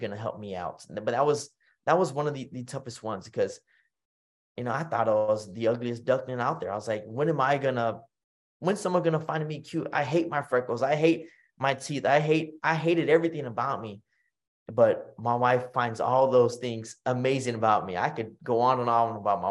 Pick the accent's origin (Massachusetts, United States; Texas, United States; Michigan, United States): Texas, United States; Kingsville; here in my town, my hometown of Kingsville, Texas